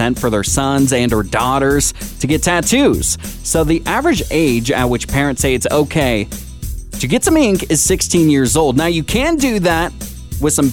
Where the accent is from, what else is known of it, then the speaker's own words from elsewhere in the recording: Washington, United States; also born or lived in Springfield, Oregon area; now in Santa Rosa, United States; being from Washington State where it rains constantly, it was definitely an adjustment when I moved here to California